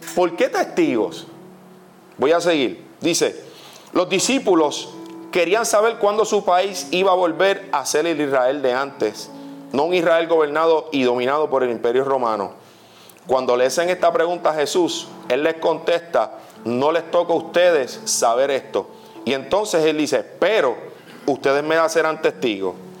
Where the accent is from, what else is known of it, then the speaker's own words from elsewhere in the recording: Puerto Rico; yo estoy en México y yo soy puertorriqueño y yo soy un embajador